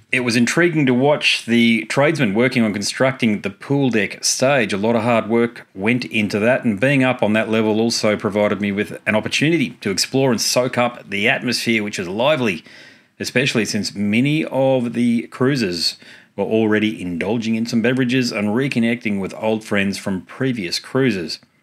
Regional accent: Gold Coast, Queensland, Australia; my hometown, the Gold Coast in Queensland

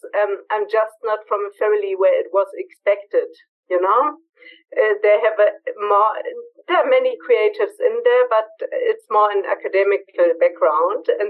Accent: Berlin, Germany; moved away as an adult; now in Bavaria, Germany; I'm from Berlin, natural born and raised in Berlin

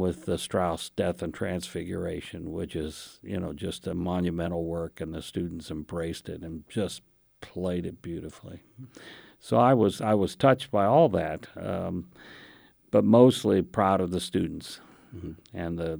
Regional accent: India; born there; Well, I was a child of missionaries to India, so I was born in India

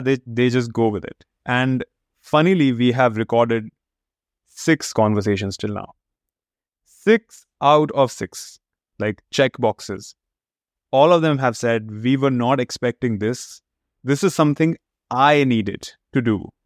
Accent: India; moved away as an adult; also born or lived in United States / Chicago; now in Canada; I was born and brought up in India

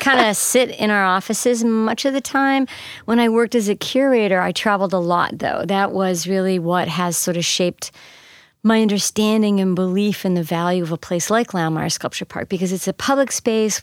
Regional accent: Canada; now in St. Louis, United States; I grew up in Canada.

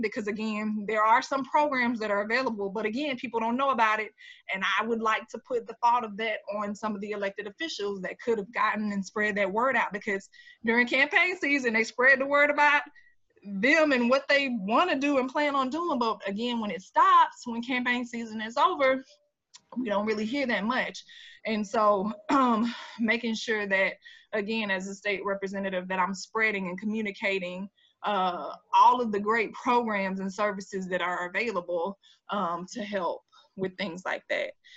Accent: Jacksonville, Florida, United States; accent: Jacksonville drawl; folks think that I'm sometimes from Mississippi and stuff like that. I'm like, no, this is a Jacksonville draw

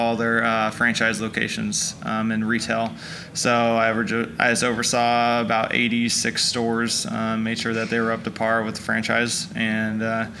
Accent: San Diego, California, United States; now in Oklahoma, United States; From San Diego. San Diego born and raised.

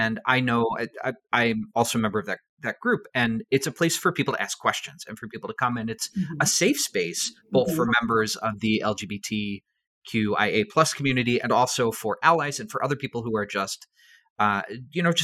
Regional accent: Arkansas, United States; now in Rochester, United States; I grew up in Arkansas, and so many people there are Southern Baptist, which is very mm-hmm. different from up here in Rochester where I am now

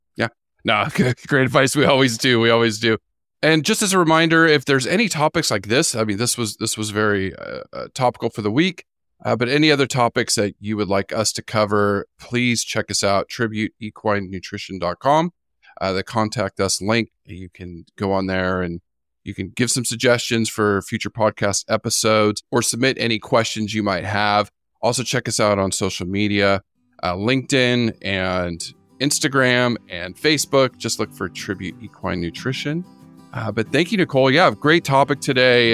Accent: California, United States; growing up in California

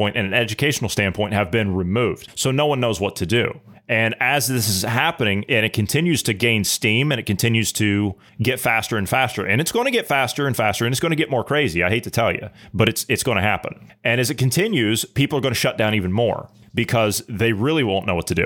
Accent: Ohio, United States; my home state of Ohio

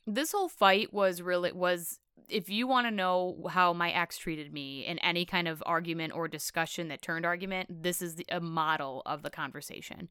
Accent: Canada; accent: Midwestern Canadian; moved away; also born or lived in Florida Panhandle; I have this Midwestern Canadian accent

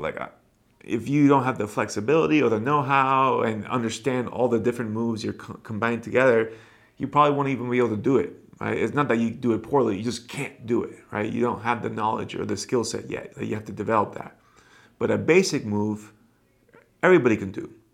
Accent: Miami, Florida, United States; Back home, at least in my hometown, Miami

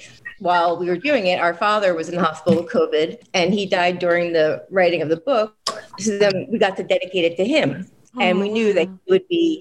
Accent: New Jersey, United States; now in Philadelphia, United States; I don't want to tell my home state of New Jersey how I betrayed them.

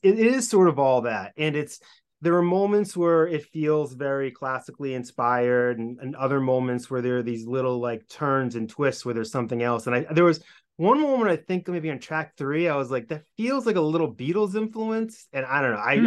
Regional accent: Hopkinton, Massachusetts, United States; we're both from Hopkinton, and I think you were there early on, as was I. Kind of, I think I moved to town in like preschool

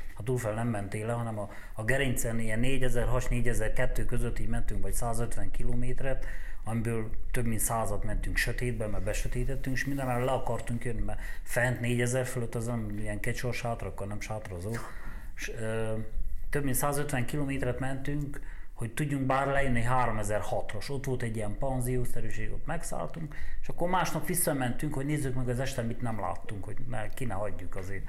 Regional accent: Romania; én Romániából vagyok

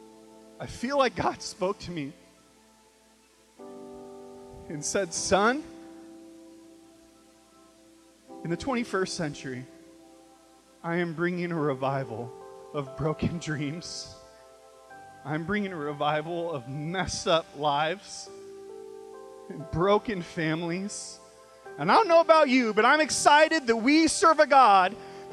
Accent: Bakersfield, California, United States; I grew up in Bakersfield, California

